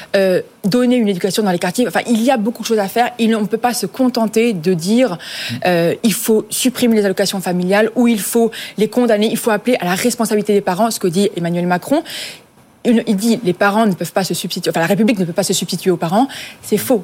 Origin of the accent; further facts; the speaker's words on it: France; je vais parler en tant que Française